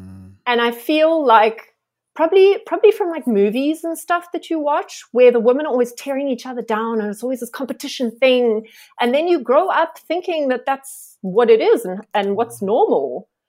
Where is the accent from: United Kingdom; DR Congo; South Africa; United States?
South Africa; Johannesburg, Gauteng; moved away as an adult; now in Cape Town, South Africa; so I'm originally from Joburg and I moved to Cape Town 6 years ago now.